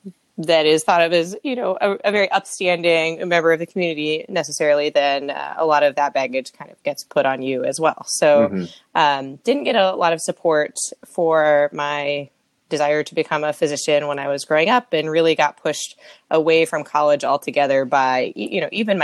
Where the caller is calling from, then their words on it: Sunnyvale, California, United States; I am calling from Sunnyvale, California. So kind of right between San Jose and San Francisco, right on the coast.